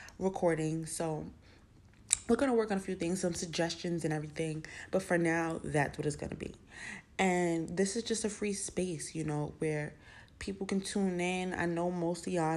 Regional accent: New York City, New York, United States; also born or lived in South Bronx; I was born in the South Bronx, raised uptown in Co-op City, then came back to the South Bronx

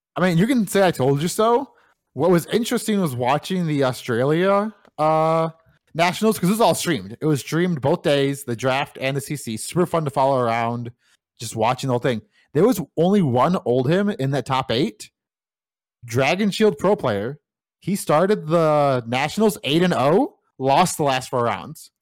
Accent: United States; I'm from America

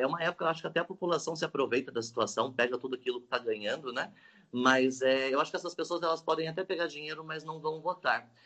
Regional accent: Salesópolis, São Paulo, Brazil; estudei a vida toda aqui em Salesópolis

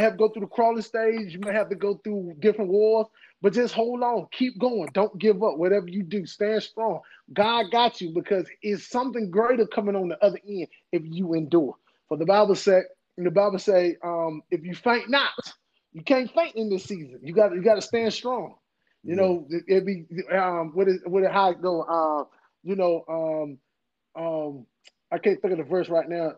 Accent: Henderson, North Carolina, United States; also born or lived in Durham, North Carolina; I'm from Henderson, North Carolina

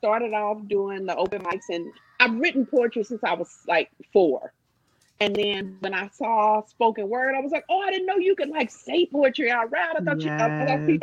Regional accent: Jamaica; I'm a Jamaican.

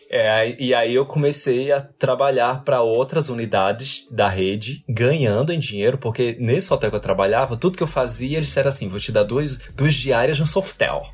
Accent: Natal, Rio Grande do Norte, Brazil; moved away as an adult; also born or lived in Rio de Janeiro; now in Ireland; quando eu saí de Natal, que é da onde eu sou

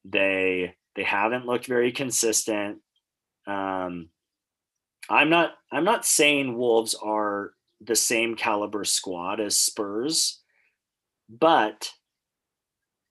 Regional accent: United States; as an American

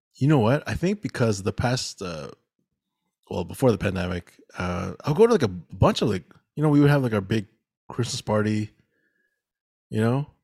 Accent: Mississauga, Ontario, Canada; we grew up here in Mississauga

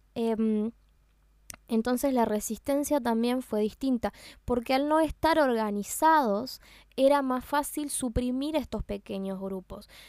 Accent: Uruguay; Y yo nací acá y yo me considero uruguaya, 100% uruguaya. Si me preguntan, yo soy de acá

